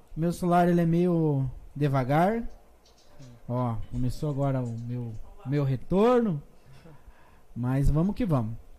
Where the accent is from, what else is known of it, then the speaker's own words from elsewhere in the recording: Fazenda Rio Grande, Paraná, Brazil; also born or lived in Curitiba; eu fui feito nos matos da Fazenda Rio Grande e nasci no Hospital Santa Brígida. Nasci em Curitiba